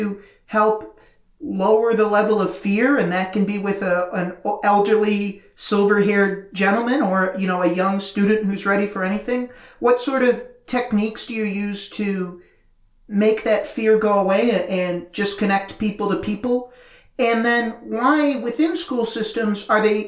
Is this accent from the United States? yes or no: yes; United States; being an American